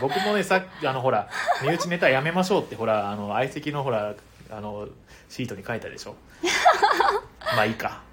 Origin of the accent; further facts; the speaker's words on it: Imabari, Ehime, Japan; now in Tokyo, Japan; 出身地はですね、愛媛県ですね。愛媛県の今治市というね、あの、今治タオルで有名なところですね